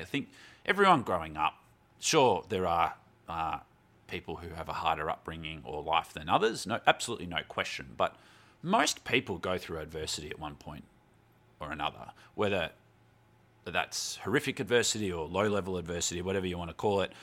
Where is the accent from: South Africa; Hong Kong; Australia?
Australia; Melbourne, Victoria; moved away as an adult; also born or lived in Glasgow / Canberra; wasn't born in Melbourne, but, um, spent most of my life growing up in Melbourne.